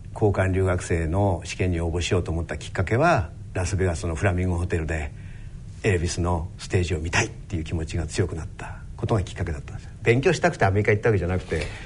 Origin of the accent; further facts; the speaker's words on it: Matsudo, Chiba, Japan; 生まれたとこは千葉県の松戸というところです